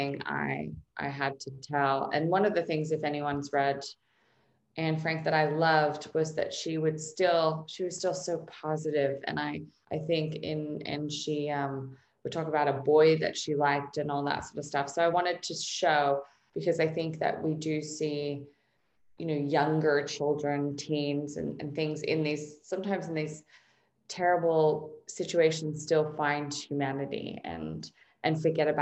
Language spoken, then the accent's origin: English; Australia; now in Los Angeles, United States; growing up in Australia